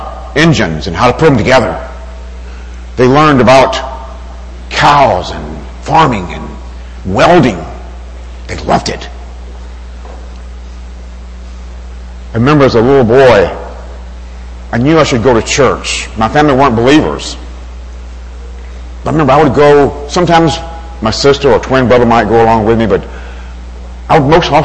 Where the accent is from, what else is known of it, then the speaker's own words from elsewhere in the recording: Alabama, United States; Growing up in Alabama, I was from a large family